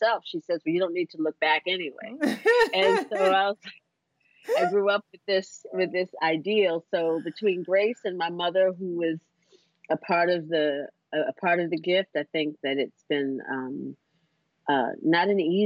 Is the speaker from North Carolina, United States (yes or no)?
yes; Durham, North Carolina, United States; moved away as an adult; also born or lived in Washington, D.C.; now in New York, United States; I was born in North Carolina